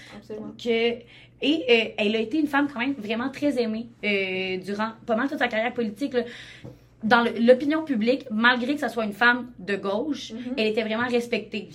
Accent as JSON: {"language": "French", "area": "Côte-de-Beaupré", "region": "Quebec", "country": "Canada", "said": "je viens de la cour de Beaupré"}